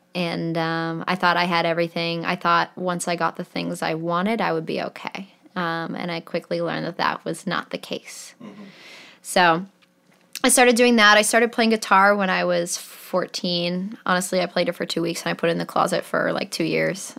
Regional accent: Manchester, New Hampshire, United States; So I grew up in Manchester, New Hampshire

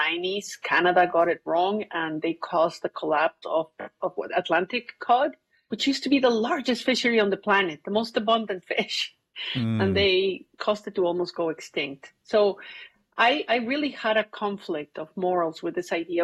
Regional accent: Mexico City, Mexico; also born or lived in Cuernavaca, Morelos, Mexico; I grew up in Mexico City until I was 10 years old

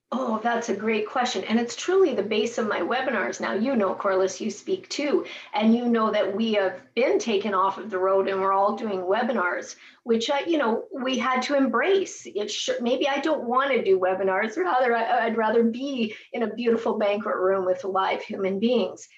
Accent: Edmonton, Alberta, Canada; moved away as an adult; also born or lived in Biggar, Saskatchewan / Winnipeg, Manitoba; now in Regina, Canada; I was raised in Edmonton, my dad moved me from Bigger to Edmonton.

